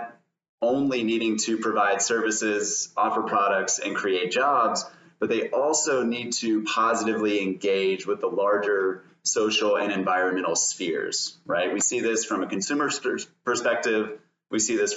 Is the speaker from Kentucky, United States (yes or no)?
yes; Louisville, Kentucky, United States; also born or lived in Lexington, Kentucky; I am from Kentucky, from Louisville